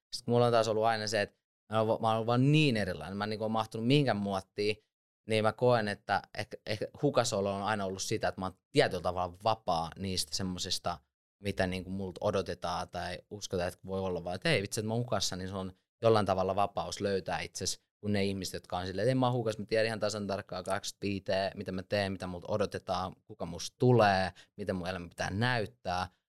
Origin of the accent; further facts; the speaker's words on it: Lahti, Päijänne Tavastia, Finland; also born or lived in Switzerland; mä oon syntynyt Sveitsissä, mutta sitten mut on kasvattanut sodan aikaiset isovanhemmat Lahdessa 90-luvun alussa